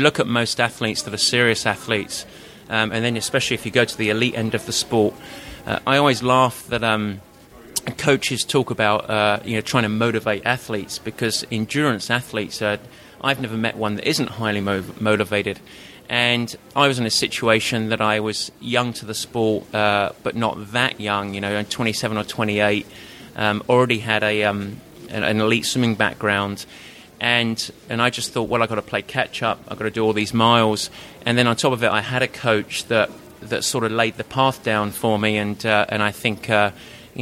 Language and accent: English; United Kingdom; accent: Pommy; moved away as an adult; now in San Francisco, United States; I'm based in San Francisco, actually, but obviously not from the States. I grew up just outside of London